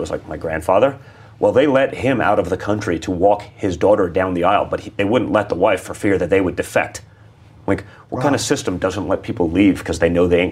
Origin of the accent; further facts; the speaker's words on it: New York City, New York, United States; I grew up in New York City